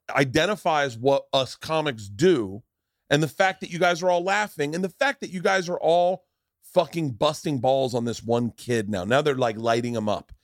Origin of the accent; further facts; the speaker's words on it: Tampa, Florida, United States; moved away; also born or lived in New York; we grew up together in Tampa